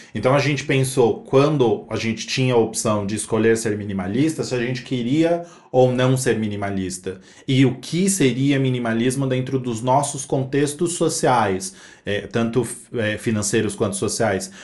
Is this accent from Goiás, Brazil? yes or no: no; São Paulo, Brazil; Eu vim da Zona Leste de São Paulo